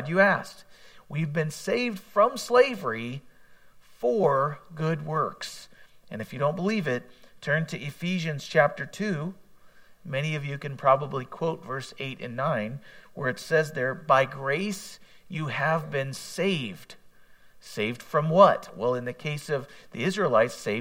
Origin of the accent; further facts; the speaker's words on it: United States; as an American